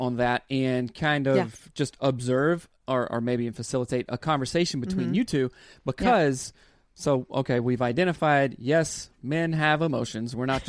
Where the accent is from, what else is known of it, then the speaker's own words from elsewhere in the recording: the South, United States; Of course, I was raised in the South.